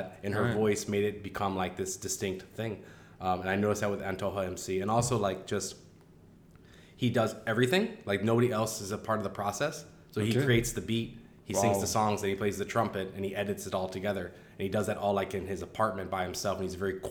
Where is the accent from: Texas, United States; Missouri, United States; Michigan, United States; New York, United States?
Missouri, United States; Cedar Hill; moved away as an adult; also born or lived in Paraguay / Rio de Janeiro, Brazil / China; I grew up outside of St. Louis, where the suburbs meet the countryside, in a very small town called Cedar Hill